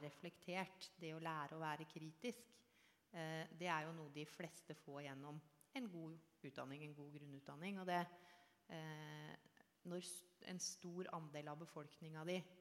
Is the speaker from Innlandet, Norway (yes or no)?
no; Oslo, Norway; jeg er født og oppvokst i Oslo indre øst